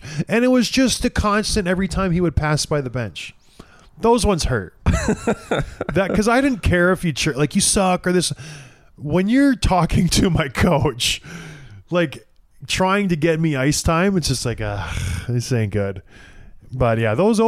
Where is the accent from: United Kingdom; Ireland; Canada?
Canada; St. Catharines, Ontario; growing up in St. Catharines